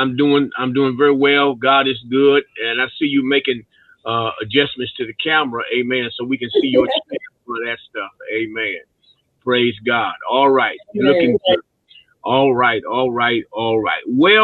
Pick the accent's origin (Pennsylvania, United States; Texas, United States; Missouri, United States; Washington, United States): Missouri, United States; St. Louis; now in Prince George, Virginia, United States; Actually, I'm not from Virginia. I'm from St. Louis. But I've been in Virginia long enough to be from Virginia. I'm in Prince George, Virginia, but I pastor in Zuni, Virginia.